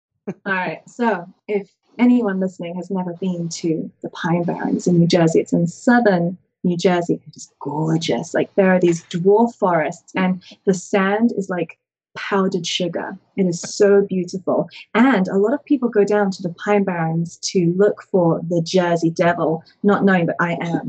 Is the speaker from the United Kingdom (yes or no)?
yes; England, United Kingdom; I came from England where we have like one show and it's corn snakes and ball pythons.